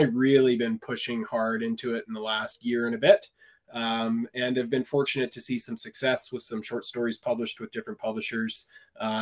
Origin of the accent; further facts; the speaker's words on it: Vancouver, British Columbia, Canada; moved away as an adult; now in northern British Columbia, Canada; I'm a city boy. I was born and raised in Vancouver